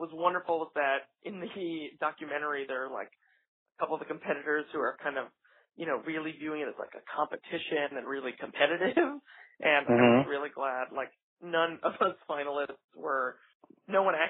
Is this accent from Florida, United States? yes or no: no; New York, United States; my hometown opera house